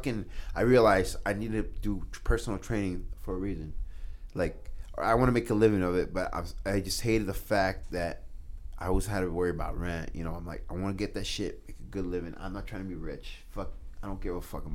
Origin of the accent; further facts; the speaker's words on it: Schuyler, Nebraska, United States; also born or lived in South Omaha, Nebraska; now in Omaha, United States; growing up in Skyler